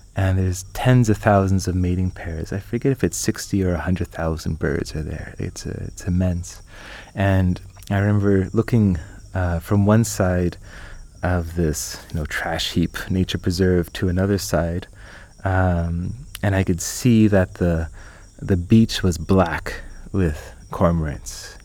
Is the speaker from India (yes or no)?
no; Canada; I'm Canadian